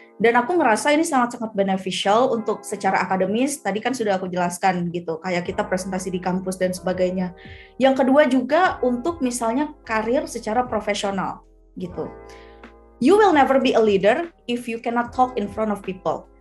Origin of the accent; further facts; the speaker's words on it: Aceh, Indonesia; moved away; aku anak Aceh nih aku nih dari Aceh ya orang tuaku masih di Aceh jadi aku di sini sendirian merantau